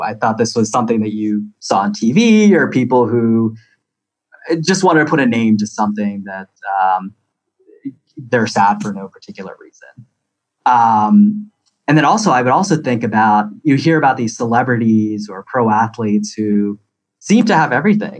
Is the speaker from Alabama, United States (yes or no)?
no; California, United States; when I introduce myself, I tell people I'm from California, and you know, I definitely feel like I'm more of a West Coaster than an East Coaster here.